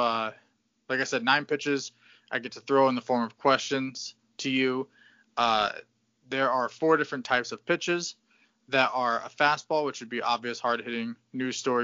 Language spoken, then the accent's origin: English; Southeast Connecticut, United States; we are from Southeast Connecticut